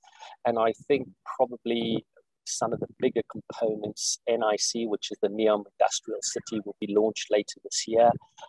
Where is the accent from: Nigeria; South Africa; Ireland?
South Africa; moved away as an adult; also born or lived in Middle East / United Kingdom / United States; now in Saudi Arabia; I'm not from Saudi originally. I'm originally from South Africa and have spent the last 25, 26 years working globally. I've done 10 years previously in the Middle East. I've done 15 years in the UK